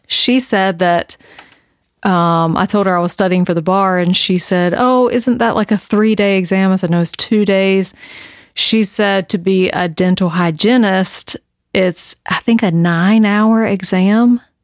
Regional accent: the South, United States; I'm from the South

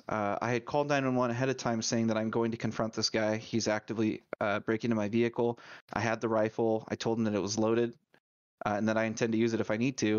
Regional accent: Idaho, United States; I grew up in Idaho

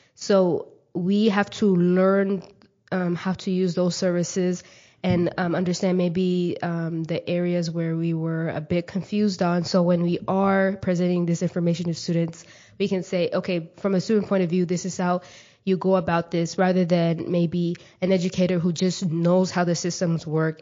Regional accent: Mesquite, Texas, United States; also born or lived in Kenya; I grew up in Mesquite, Texas

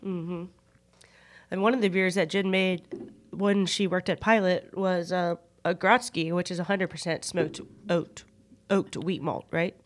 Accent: United States; I'm American

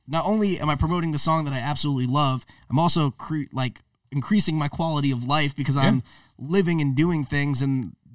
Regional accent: Stamford, Connecticut, United States; it's all artists from my hometown too

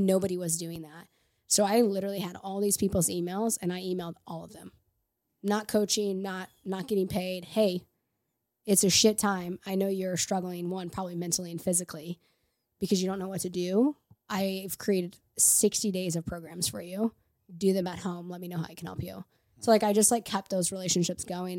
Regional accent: Edwardsville, Illinois, United States; now in St. Louis, United States; I'm from Edwards, Illinois, just across the river from Saint Louis, so not far

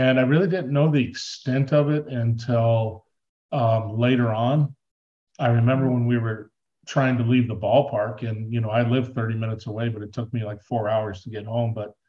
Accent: Southern California, United States; now in Tucson, United States; grew up in Southern California, you know, playing Little League

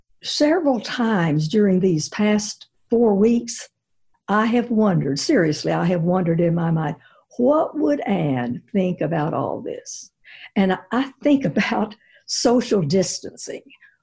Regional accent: Zhenjiang, Jiangsu, China; now in United States; Sandy, I think it started by growing up in China, because China is such an ancient country. I mean, they have 5,000 years of history. So we in America are sort of Johnny-come-latelys compared to them. And we lived in central China, in Zhenjiang.

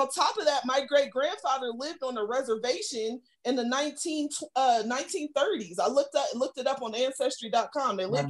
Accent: United States; I ain't no damn Native American. Like I said, I'm American. But I'm just saying, in my family, there was some Choctaw blood generations ago.

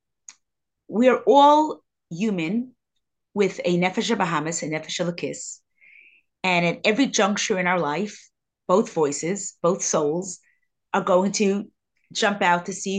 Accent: New York City, New York, United States; I grew up in Crown Heights

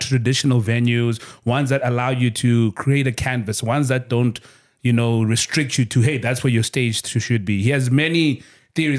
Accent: Kokstad, KwaZulu-Natal, South Africa; moved away as an adult; also born or lived in Durban / Cape Town; I'm from Kokstad in KZN.

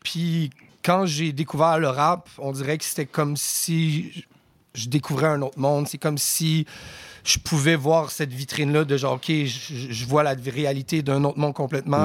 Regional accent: Aylmer, Quebec, Canada; also born or lived in Ottawa, Ontario / Rosemère, Quebec; je suis né à Ottawa. Mes premières années, je les ai faites dans l'Outaouais. J'habitais à Elmer.

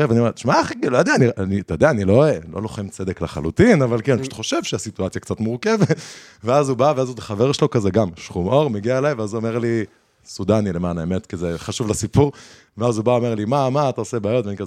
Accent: Jerusalem, Jerusalem District, Israel; לא, היתרון שלי שאני, כאילו, בגלל שגדלתי בירושלים

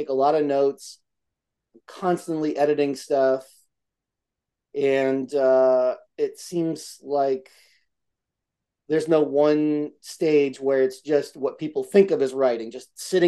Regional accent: Albany, New York, United States; moved away; my hometown, Albany, New York, upstate

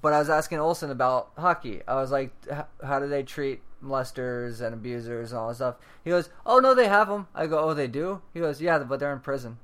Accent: Tampa, Florida, United States; I am from Tampa Bay

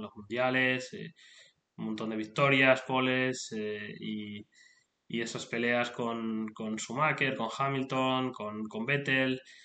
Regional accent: Spain; now in United Kingdom; soy, vengo de España, soy de España, pero actualmente vivo en el Reino Unido

